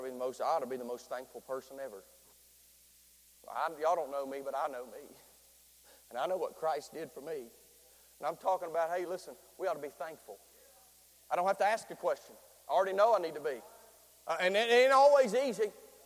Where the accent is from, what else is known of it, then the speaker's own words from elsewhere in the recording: Nitro, West Virginia, United States; He's from Boone County. I sound like I'm from Boone County, but I'm from Nitro.